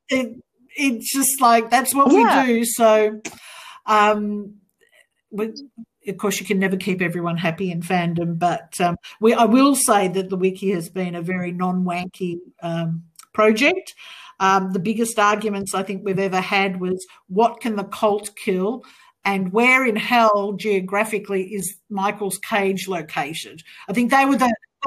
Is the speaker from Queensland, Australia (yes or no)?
no; Melbourne, Victoria, Australia; my hometown of Melbourne